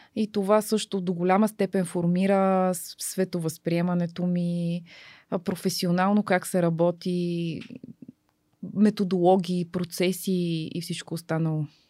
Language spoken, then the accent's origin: Bulgarian; Bulgaria; обичам тази държава, обичам хората, обичам планините, обичам всичките недостатъци, които, които имаме ние българите